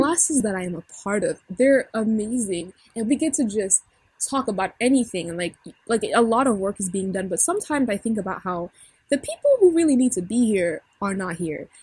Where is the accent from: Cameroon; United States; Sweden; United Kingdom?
Cameroon; I'm Cameroonian